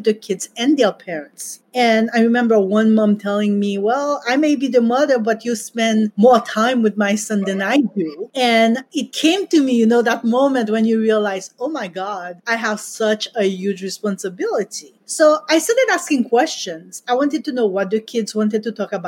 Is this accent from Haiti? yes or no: yes; Haiti; now in United States; I grew up in Haiti